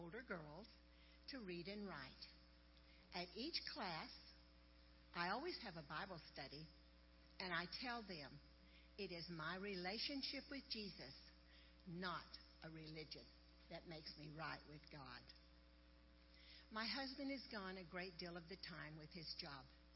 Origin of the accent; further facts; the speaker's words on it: Kenya; I'm from Kenya. I live in the northern part of Kenya. We Samburu people